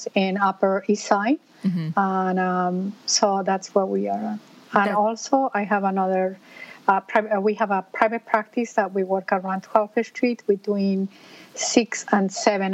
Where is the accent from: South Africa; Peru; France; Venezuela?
Peru; moved away as an adult; now in New York City, United States; I am originally from Peru. And in Peru, I used to be a veterinarian. And I moved to United States